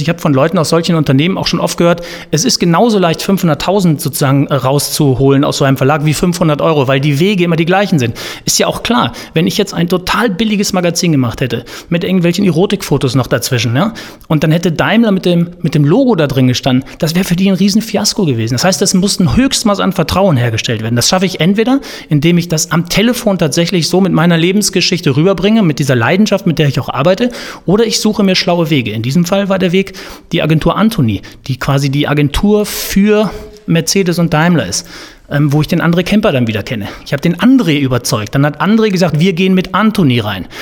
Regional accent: Cologne, North Rhine-Westphalia, Germany; ich bin ja so ein Tränenkölner. Bei uns in Köln sagt man Jönne könne

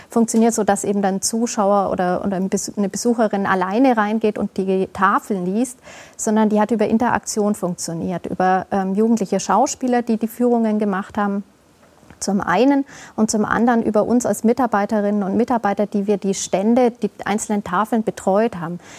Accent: Augsburg, Bavaria, Germany; natürlich in Augsburg für mich nochmal eine ganz andere Sache, als es in einer anderen Stadt wäre. Das ist meine Heimatstadt.

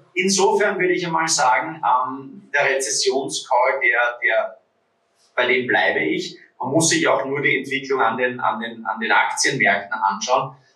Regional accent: Vienna, Austria; würde man bei uns in Wien sagen

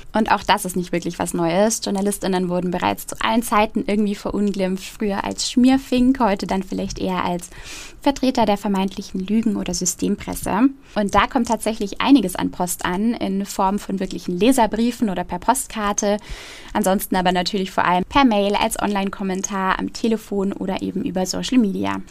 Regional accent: Roth, Bavaria, Germany; Meine Heimatstadt Rot

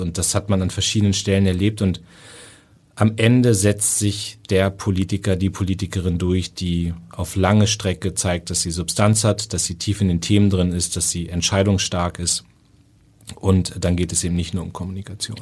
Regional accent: Northern Germany, Germany; ich bin auch Norddeutscher

